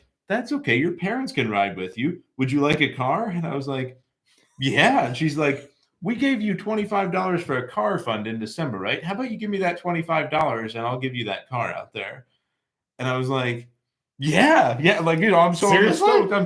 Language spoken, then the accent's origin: English; rural Indiana, United States; growing up in rural Indiana